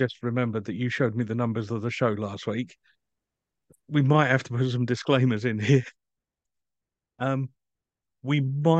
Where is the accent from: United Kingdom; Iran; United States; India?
United Kingdom